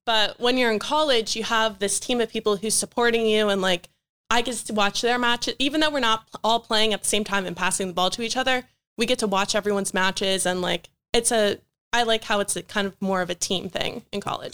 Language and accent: English; Chantilly, Virginia, United States; moved away as an adult; now in York, United States; I'm from Northern Virginia